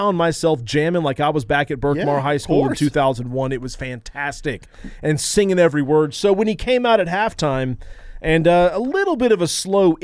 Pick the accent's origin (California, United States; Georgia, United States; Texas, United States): Georgia, United States; Atlanta; we're from Atlanta